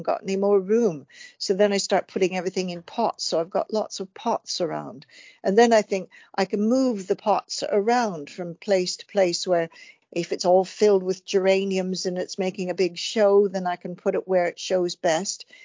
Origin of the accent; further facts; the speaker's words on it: Canada; moved away as an adult; also born or lived in Vancouver / Stratford-upon-Avon; now in Cotswolds, United Kingdom; I'm Canadian by birth